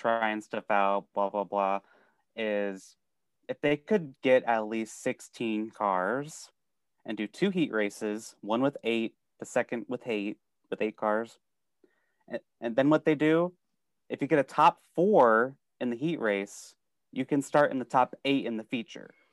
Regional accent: Sioux City, Iowa, United States; I'm from Sioux City, Iowa

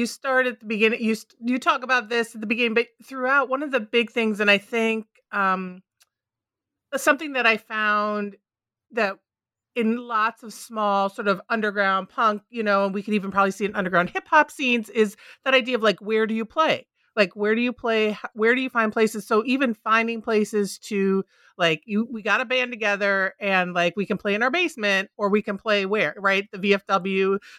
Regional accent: Minneapolis, Minnesota, United States; also born or lived in Mankato; Because I grew up right outside of Minneapolis, right? Minneapolis, St. Paul. So we did have we had a big venue, and we had a number of venues.

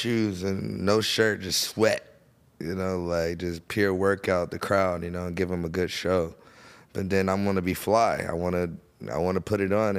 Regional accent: Florida, United States; I'm from Florida.

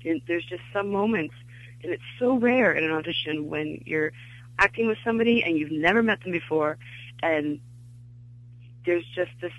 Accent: Glendale, California, United States; moved away as an adult; also born or lived in Chicago; I grew up in Glendale in California

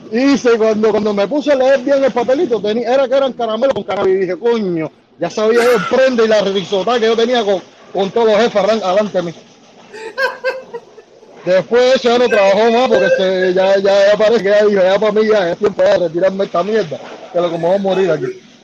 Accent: Cuba; moved away as an adult; also born or lived in Ecuador; Desde que salí de Cuba

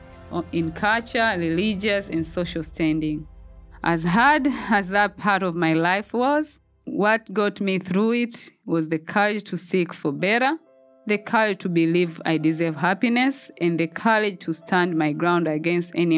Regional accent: Tanzania; moved away as an adult; now in United States; Moving to the United States from my home country in Tanzania for the very first time

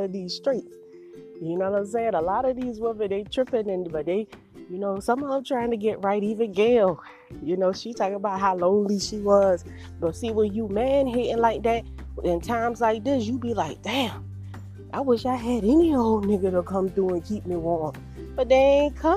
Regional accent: Savannah, Georgia, United States; moved away as an adult; also born or lived in Charlotte, North Carolina; I'm from Savannah, Georgia

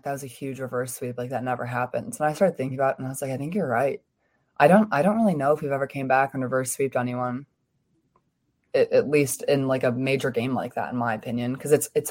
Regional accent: Chicago, Illinois, United States; moved away as an adult; now in Pittsburgh, United States; I'm from Chicago

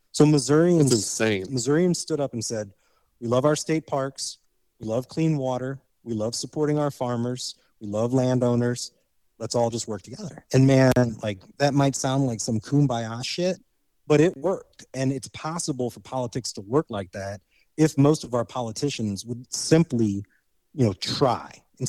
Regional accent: Indiana, United States; because I grew up in Indiana.

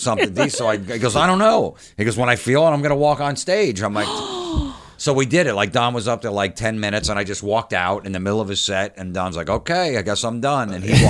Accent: New York, United States; I go, I'm a comic from New York.

